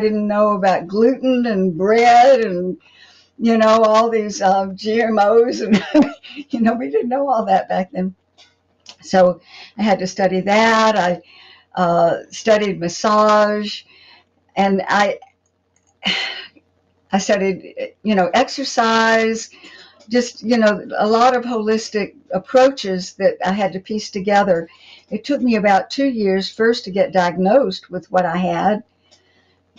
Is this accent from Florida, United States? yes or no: yes; Pensacola, Florida, United States; moved away as an adult; also born or lived in California; I grew up here in Pensacola, went out to California for 20 years, and then came back here.